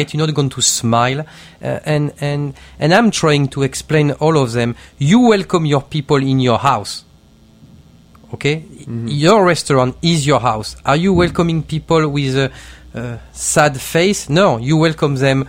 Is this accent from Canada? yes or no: no; Marseille, Provence-Alpes-Côte d'Azur, France; English is a second language; moved away as an adult; also born or lived in Bordeaux / England; now in New York, United States; I'm from Marseille